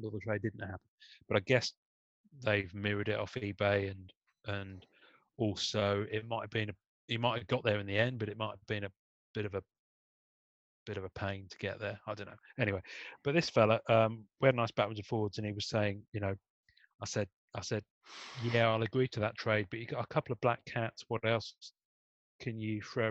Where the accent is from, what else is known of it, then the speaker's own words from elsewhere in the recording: England, United Kingdom; I'm English